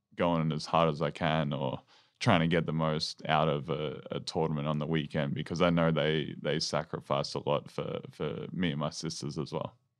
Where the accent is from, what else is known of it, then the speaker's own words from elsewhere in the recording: Maryborough, Victoria, Australia; growing up in Maryborough